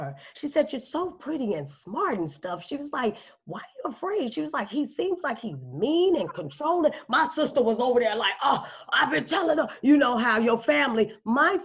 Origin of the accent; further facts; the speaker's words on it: Chicago, Illinois, United States; moved away; I'm from Chicago